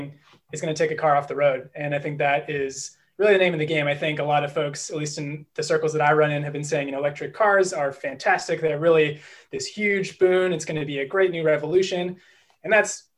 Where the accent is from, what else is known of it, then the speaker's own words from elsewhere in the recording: Berkeley, California, United States; now in Boston, United States; I'm actually a California native, although I'm currently based in Boston. I'm originally from Berkeley